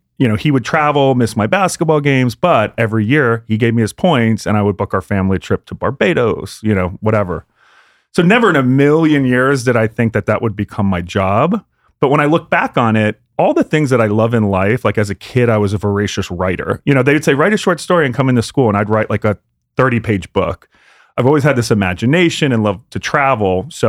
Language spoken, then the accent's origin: English; Pennsylvania, United States; we grew up in outside of Philly, you know, to the shore or whatever, Orlando.